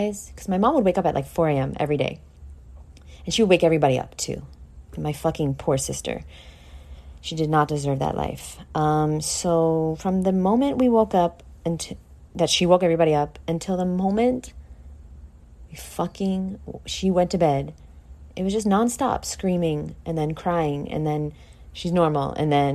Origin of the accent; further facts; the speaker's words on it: New York, United States; I'm from New York